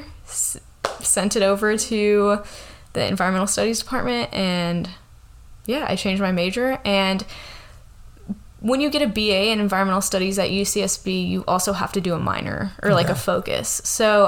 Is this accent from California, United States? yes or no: yes; Modesto, California, United States; also born or lived in Riverbank, California / Santa Barbara, California; I grew up here in the Central Valley. I grew up in Modesto. Yeah, moved to Riverbank